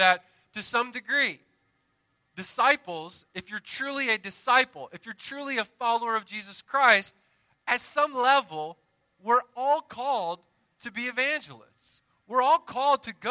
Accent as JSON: {"language": "English", "region": "the South", "country": "United States", "said": "I'm from the South"}